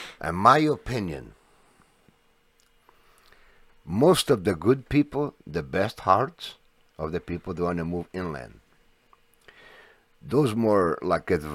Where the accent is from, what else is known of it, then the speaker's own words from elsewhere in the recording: United States; we Americans